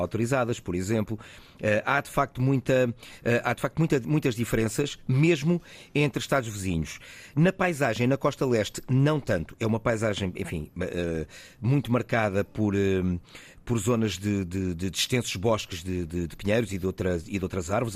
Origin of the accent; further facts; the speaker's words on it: Fundão, Centro, Portugal; also born or lived in Porto / Lisbon; now in Faro, Portugal; embora eu seja beirão. Uhum. Sou do Fundão, enfim, depois por vicissitudes várias, passei pelo Porto, por Lisboa ah, e, e depois aterrei aqui em Faro e, e aqui fiquei.